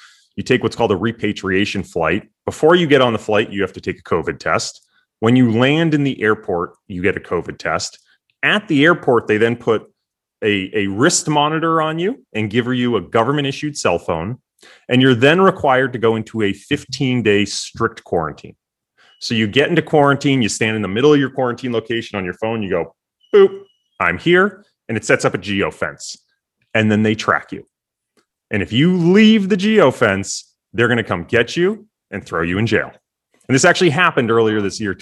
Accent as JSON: {"language": "English", "town": "Boston", "region": "Massachusetts", "country": "United States", "tie": "born or raised there", "also_born_or_lived": "Los Angeles, United States", "moved": "as an adult", "lives_now": "Cayman Islands", "said": "I'm actually originally from Boston, lived in Boston for most of my life other than going to college and grad school."}